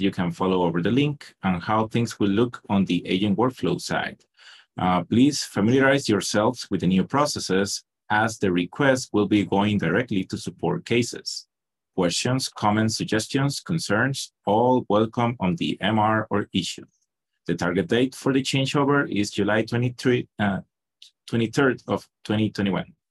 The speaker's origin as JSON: {"language": "English", "country": "Costa Rica", "said": "I'm from Costa Rica"}